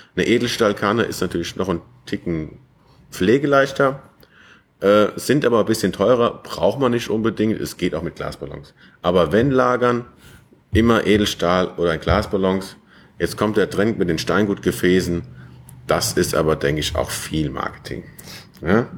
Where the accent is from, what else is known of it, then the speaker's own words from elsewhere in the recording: Westerwald, Germany; moved away as an adult; also born or lived in Hohenheim / Weimar an der Lahn; ich komme ja gebürtig aus dem Westerwald